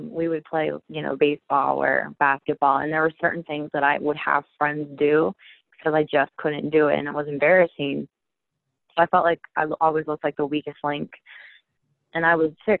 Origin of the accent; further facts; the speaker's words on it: Chambersburg, Pennsylvania, United States; I'm from Chambersburg, Pennsylvania.